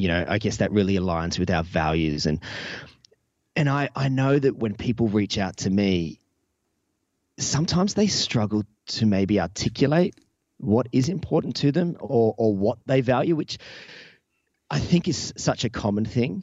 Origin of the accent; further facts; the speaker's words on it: Newcastle, New South Wales, Australia; my hometown here of Newcastle